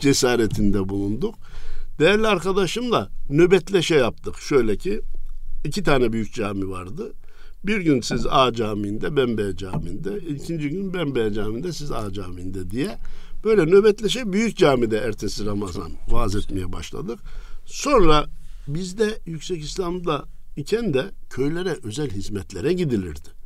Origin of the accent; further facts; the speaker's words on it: Kayseri, Kayseri Province, Turkey; moved away; Erkilet nahiyemiz var. Kayseri'ye önce 10 kilometreydi arada şimdi 3-4 kilometre kaldı. Birleşti artık. Birleşti, merkeze bağlandı. Orada doğdum. İlkokulu orada bitirdim.